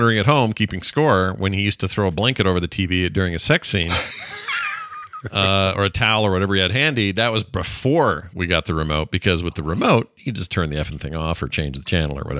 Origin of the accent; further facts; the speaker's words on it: Texas, United States; Growing up in South Texas